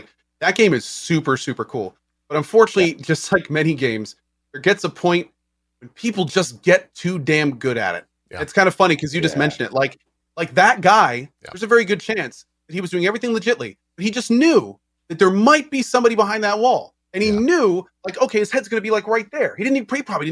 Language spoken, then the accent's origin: English; the South, United States; I'm from the South.